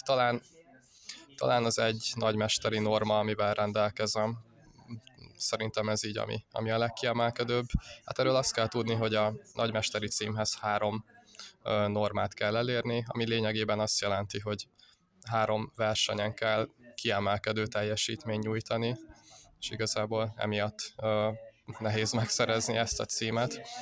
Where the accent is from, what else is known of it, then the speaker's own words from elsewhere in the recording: Uszód, Bács-Kiskun, Hungary; én Kalocsa környékéről származok